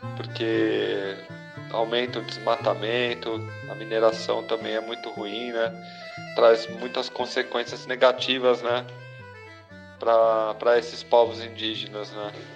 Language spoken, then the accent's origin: Portuguese; Brazil; para nós como brasileiros